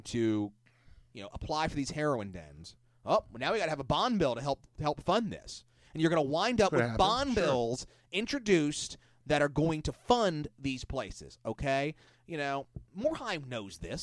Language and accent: English; Pasadena, Maryland, United States; Where I grew up in Pasadena was less than 500 feet from a strip mall.